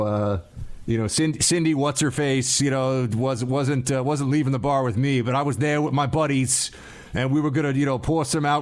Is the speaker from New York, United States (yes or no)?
yes; New York City, New York, United States; moved away; my hometown